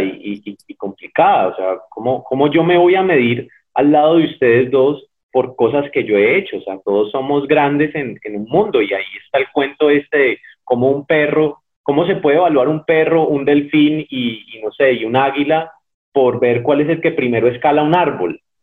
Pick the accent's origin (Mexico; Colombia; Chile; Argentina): Colombia; Cali, Valle del Cauca; nací en Cali en el, en el hospital, un hospital que queda frente al, terminal, el hospital público